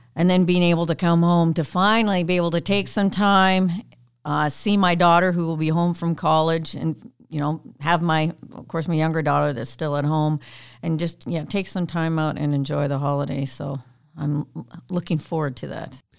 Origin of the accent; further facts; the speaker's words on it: Canada; I'm Canadian